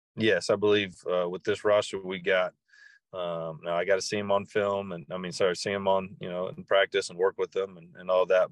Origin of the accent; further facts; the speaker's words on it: Texas, United States; being in, in, in Texas and growing up in Texas, I've, and especially East Texas